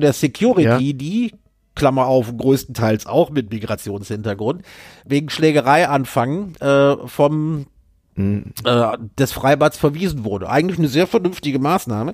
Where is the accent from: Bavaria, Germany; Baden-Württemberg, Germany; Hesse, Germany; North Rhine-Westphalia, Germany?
North Rhine-Westphalia, Germany; Düsseldorf; meiner Heimatstadt Düsseldorf